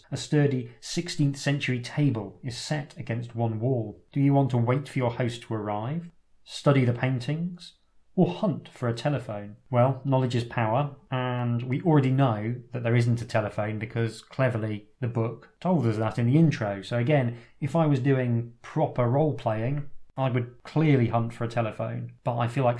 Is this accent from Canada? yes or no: no; England, United Kingdom; Being very English